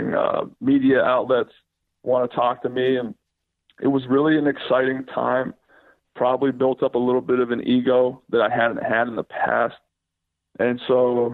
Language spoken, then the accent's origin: English; Youngstown, Ohio, United States; moved away; also born or lived in Cincinnati, Ohio; I'm from Youngstown, Ohio. And so Youngstown's a very popular hotbed for football